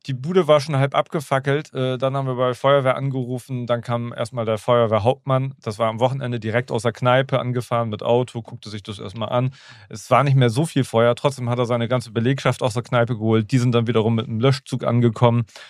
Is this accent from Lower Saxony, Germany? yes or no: yes; Schwanewede, Lower Saxony, Germany; ich bin ja in, in Schwanewede Neuenkirchen groß geworden